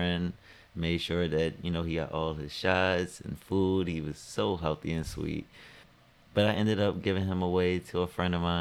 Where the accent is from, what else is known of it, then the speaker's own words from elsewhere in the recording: Baltimore, Maryland, United States; I grew up here in Baltimore